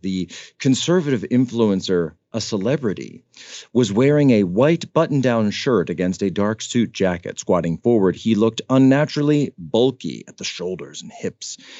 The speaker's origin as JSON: {"language": "English", "town": "Philadelphia", "region": "Pennsylvania", "country": "United States", "tie": "born or raised there", "moved": "yes", "said": "We went back up to the Philadelphia area, to my hometown."}